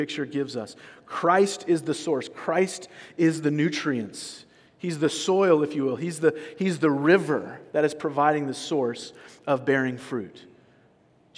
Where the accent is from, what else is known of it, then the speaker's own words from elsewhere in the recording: California, United States; I'm from California